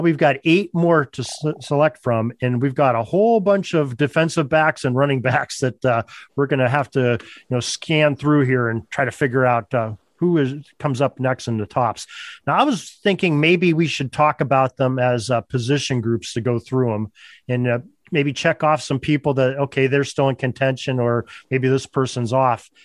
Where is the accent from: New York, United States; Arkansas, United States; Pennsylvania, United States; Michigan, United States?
Pennsylvania, United States; Western; I'm from Western Pennsylvania